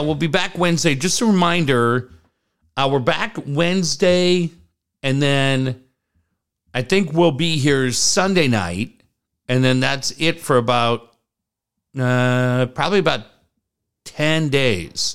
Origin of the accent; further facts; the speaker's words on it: San Diego, California, United States; I grew up in San Diego